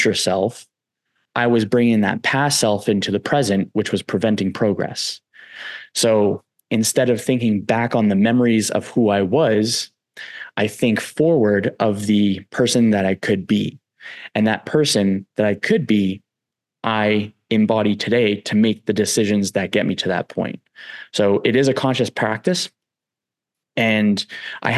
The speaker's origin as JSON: {"language": "English", "region": "East Coast", "country": "United States", "said": "I'm from the East Coast as well"}